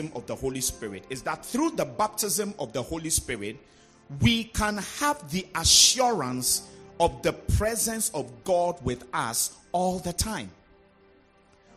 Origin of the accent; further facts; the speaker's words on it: Volta, Ghana; those of us who come from the Volta region, we come from Greece